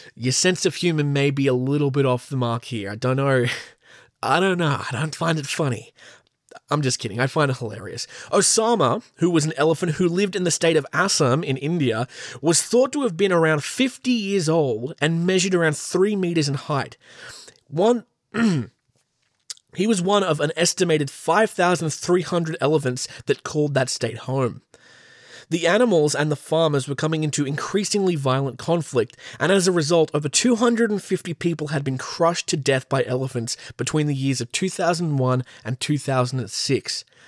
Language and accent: English; Australia; accent: Australian; my beautiful Australian accent